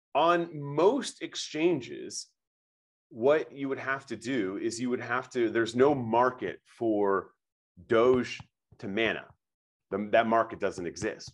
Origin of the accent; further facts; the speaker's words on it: Nebraska, United States; I'm born and raised in Nebraska